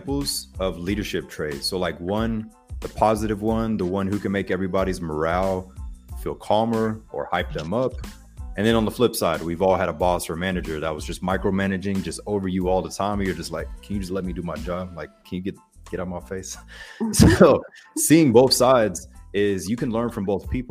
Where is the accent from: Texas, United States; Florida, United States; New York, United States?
Florida, United States; Pensacola; accent: Floribama; from Pensacola, Florida. So Floribama, you probably hear multiple accents sometimes when I talk, but it's right there, 15 minutes away from Alabama, Panhandle, Florida. But my high school was split